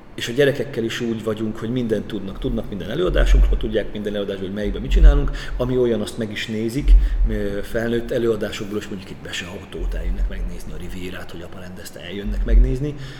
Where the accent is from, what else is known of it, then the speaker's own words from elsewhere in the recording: Great Hungarian Plain, Hungary; moved away as an adult; also born or lived in Debrecen, Hungary; now in Kaposvár, Hungary; én ízig alföldi gyerek vagyok